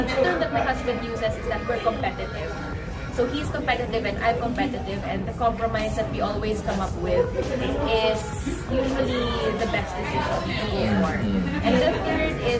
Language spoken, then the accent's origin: English; Davao City, Davao Region, Philippines; born or raised there; moved away as an adult; also born or lived in United Kingdom; now in Manila, Philippines